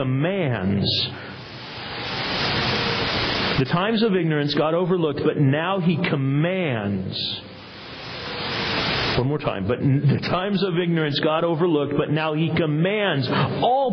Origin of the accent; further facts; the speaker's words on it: United States; as American Christians